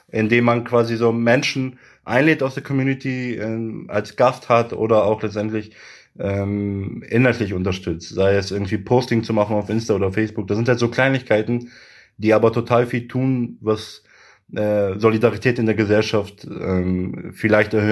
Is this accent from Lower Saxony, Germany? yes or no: yes; Göttingen, Lower Saxony, Germany; ich bin ein Göttinger, ich komme aus Göttingen und ähm, das ist meine Heimat so